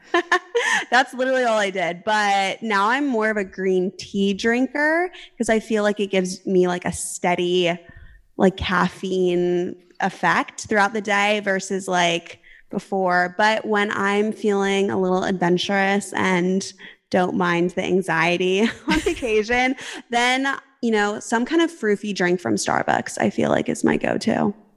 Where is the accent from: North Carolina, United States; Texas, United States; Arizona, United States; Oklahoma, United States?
Arizona, United States; moved away as an adult; also born or lived in California; I'm originally technically from Arizona